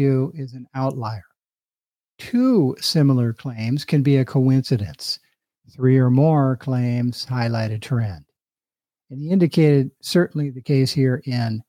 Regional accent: Sunnyvale, California, United States; my hometown of Sunnyvale, California

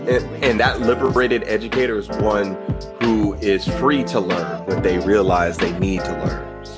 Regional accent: Southern California, United States; moved away; We're actually both from Southern California, though he still lives there.

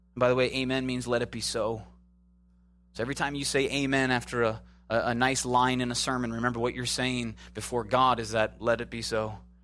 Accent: Midwest, United States; moved away; also born or lived in Chicago / Minneapolis / Tornado Alley; I'm from the Midwest, Chicago, Minneapolis

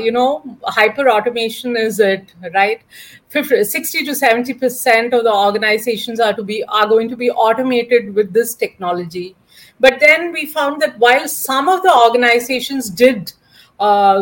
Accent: Kerala, India; I'm basically from Kerala

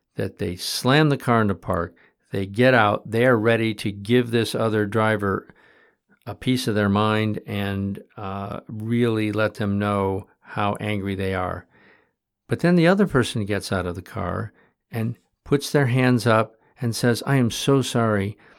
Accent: Michigan, United States; when I was a kid growing up in Michigan

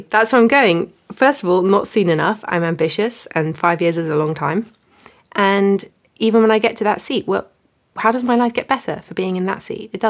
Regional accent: Hong Kong; now in United Kingdom; Hong Kong.

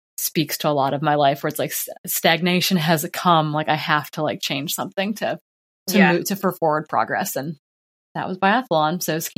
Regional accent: Midwest, United States; growing up in the Midwest, our conference to race was like, you know, the closest school is 30 miles away.

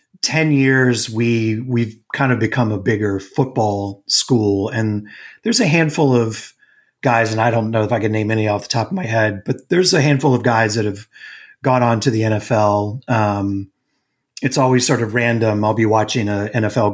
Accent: Raleigh, North Carolina, United States; moved away as an adult; also born or lived in New York / Boston; now in Chicago, United States; I grew up in Raleigh.

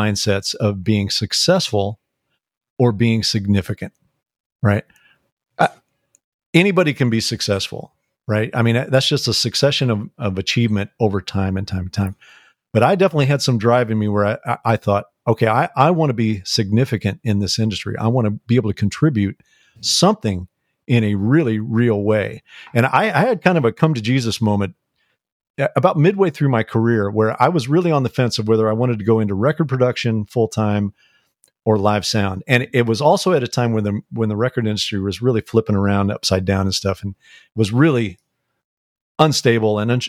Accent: St. Louis, Missouri, United States; I grew up in St. Louis

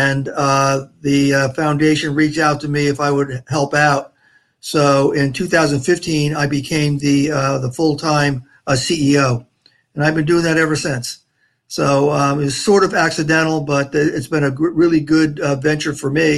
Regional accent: New Jersey, United States; also born or lived in Port St. Lucie area, Florida; now in Florida, United States; I'm from New Jersey originally. I'm a Jersey Shore boy.

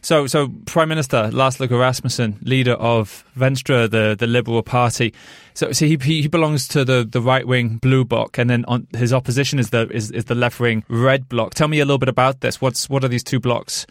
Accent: United Kingdom; moved away as an adult; now in Denmark; I'm a British journalist

